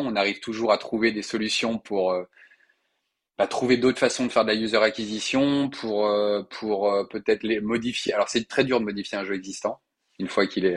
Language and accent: French; Lyon, Auvergne-Rhône-Alpes, France; also born or lived in Paris; je viens à titre personnel de me réinstaller à Lyon, notamment pour ouvrir ce bureau, en tant que Lyonnais qui se respecte